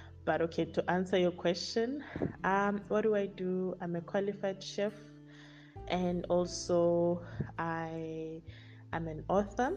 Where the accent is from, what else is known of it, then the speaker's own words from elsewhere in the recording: Pretoria, Gauteng, South Africa; also born or lived in Limpopo; I am from Pretoria. I was born and bred there.